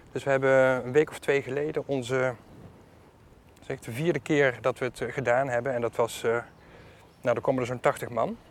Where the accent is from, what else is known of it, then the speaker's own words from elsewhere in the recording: Netherlands; Ik ben half Griek. Mijn vader is Griek, mijn moeder was Nederlandse. En eh, ik ben hier wel geboren en getogen